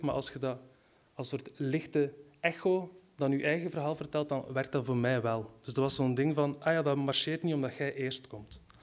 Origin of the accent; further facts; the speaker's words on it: West Flanders, Belgium; Ik ben zelf van West-Vlaanderen